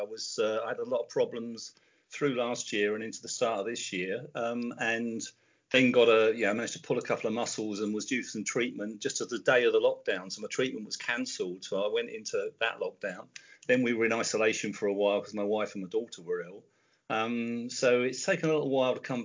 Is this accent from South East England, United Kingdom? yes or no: yes; Tunbridge Wells, South East England, United Kingdom; moved away as an adult; also born or lived in Portsmouth; I grew up in Tunbridge Wells in Kent, and then I moved down to Portsmouth to go to college